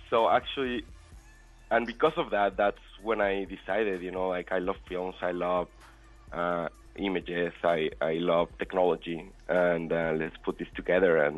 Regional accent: Puebla, Mexico; in uh, Mexico, Puebla.

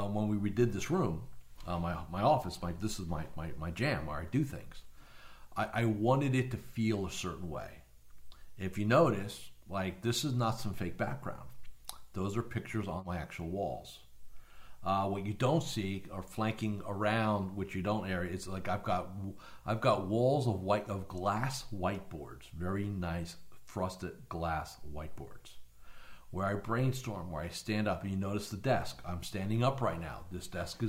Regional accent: New Jersey, United States; moved away as an adult; now in Florida, United States; I was born and raised in New Jersey up until 20-some-odd years ago.

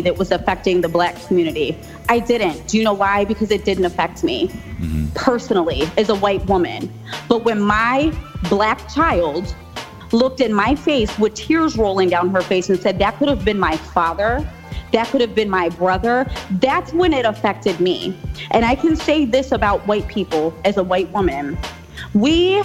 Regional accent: Pittsburgh, Pennsylvania, United States; also born or lived in Buffalo, New York; I grew up in the west side of Pittsburgh. I went to Langley High School.

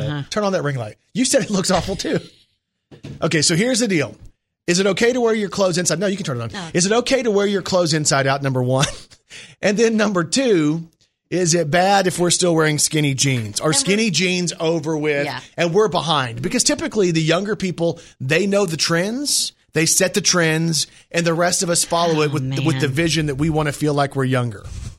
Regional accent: Brooklyn, New York, United States; I'm from Brooklyn, New York.

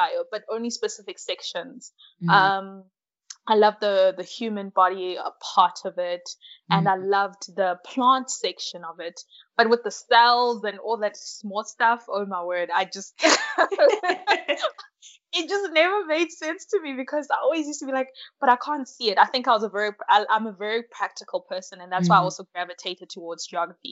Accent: KwaZulu-Natal, South Africa; also born or lived in Malawi; I am from Malawi, but now I'm living and studying in South Africa. So I came to South Africa when I was pretty young. I think I was about 6 or 7

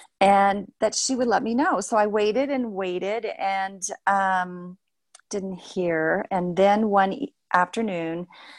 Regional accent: Effingham, Illinois, United States; now in Pueblo, United States; He and my mother moved to Effingham, Illinois, and he joined a medical clinic there. So my older sister was born in Pueblo, but I was born in Effingham.

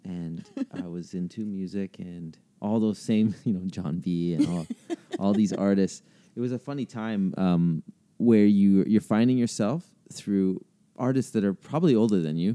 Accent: Canada; as a Canadian kid growing up

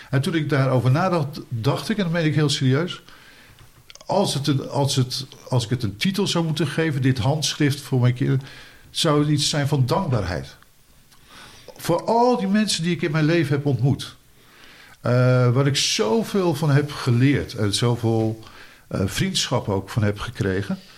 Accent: Boskoop, South Holland, Netherlands; ik ben dus opgegroeid eh, in Boskoop.

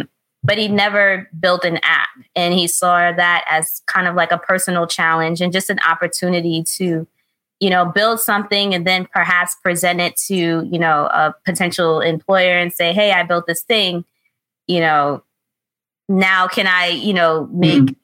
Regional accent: New York City, New York, United States; I'm New York born and raised. I was born in the Bronx, raised in the Bronx

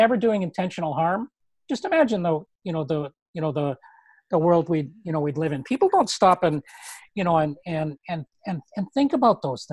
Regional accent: Canada; I'm Canadian

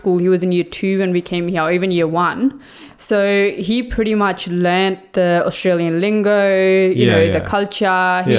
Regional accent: Norway; And then I had obviously pictures of me growing up in Norway and it was all just always like beautiful and snowy.

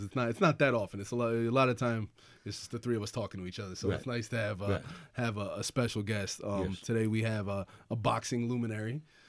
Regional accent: Atlantic City, New Jersey, United States; We're from originally from the Atlantic City area.

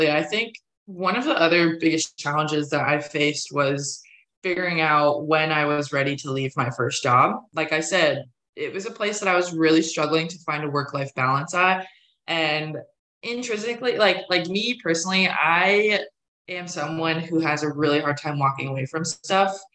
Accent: Pennsylvania, United States; now in Raleigh, United States; you know, I came down to Raleigh from Pennsylvania. I didn't know anyone here when I first started at NC State.

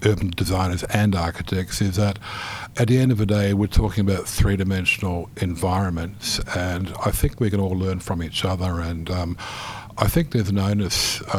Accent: New Zealand; moved away; also born or lived in Netherlands; I grew up in New Zealand from a Dutch family.

